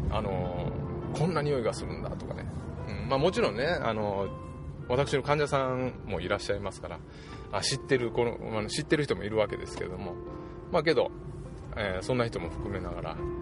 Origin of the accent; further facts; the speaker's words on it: Japan; also born or lived in Osaka; うちの田舎から近いんですけども、えー、熊野